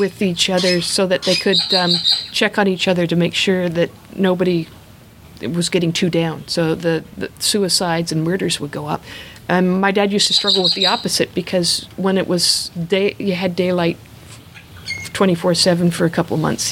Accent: Canada; now in Australia; I am Canadian

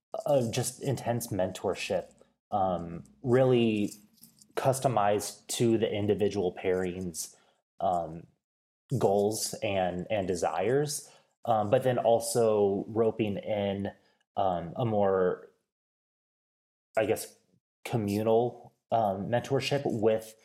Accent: rural Northeast Kansas, United States; moved away as an adult; also born or lived in Peoria, Illinois; now in Bozeman, United States; I born and raised in Peoria, Illinois, and grew up in rural Northeast Kansas

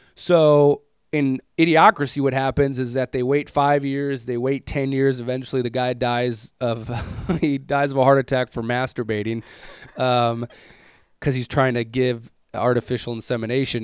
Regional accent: United States; as an American dude

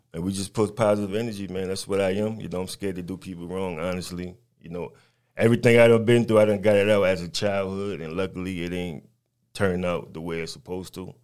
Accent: New York City, New York, United States; moved away; also born or lived in North Carolina / Albany, Georgia; I'm from Brooklyn, New York, born and raised, but I've been down south for a very long time.

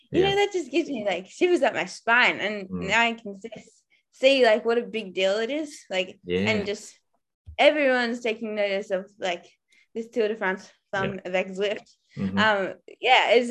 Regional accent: Australia; moved away; being Aussie

